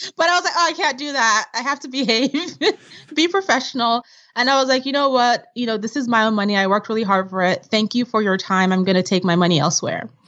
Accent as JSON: {"language": "English", "region": "Vienna", "country": "Austria", "tie": "born or raised there", "also_born_or_lived": "Nigeria", "moved": "yes", "lives_now": "United States", "said": "growing up in Vienna and in Nigeria"}